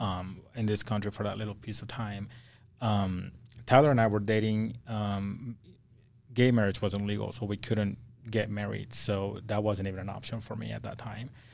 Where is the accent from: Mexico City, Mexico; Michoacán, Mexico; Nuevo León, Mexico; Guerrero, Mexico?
Guerrero, Mexico; Acapulco; also born or lived in Idaho; now in Salt Lake City, United States; I'm from Acapulco, Mexico